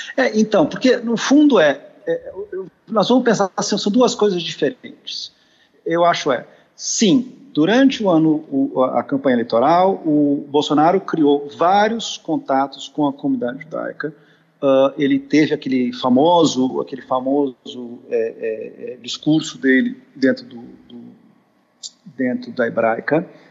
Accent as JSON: {"language": "Portuguese", "country": "Brazil", "said": "nós, brasileiros, nós que vivemos no Brasil"}